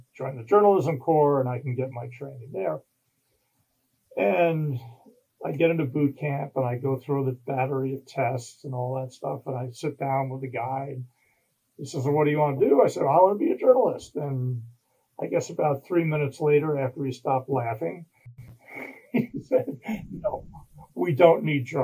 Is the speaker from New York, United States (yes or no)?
yes; New York, United States; moved away as an adult; also born or lived in Missouri; I was from New York, lived in the city, well, in the city suburbs